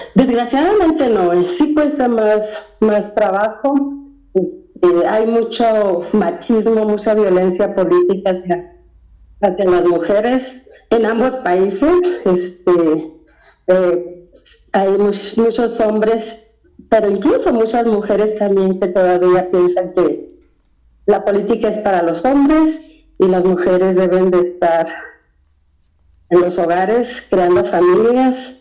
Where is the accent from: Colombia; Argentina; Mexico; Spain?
Mexico; now in United States; no nos ven ni como mexicanos de este lado, porque nos fuimos